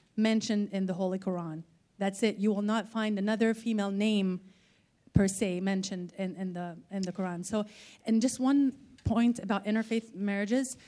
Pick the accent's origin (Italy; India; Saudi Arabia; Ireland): Saudi Arabia; I'm from Saudi Arabia.